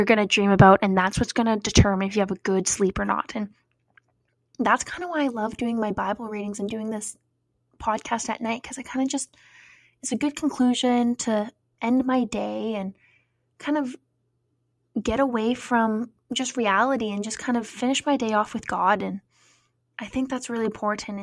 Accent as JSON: {"language": "English", "town": "Cranbrook", "region": "British Columbia", "country": "Canada", "tie": "born or raised there", "moved": "yes", "said": "my hometown of Cranbrook"}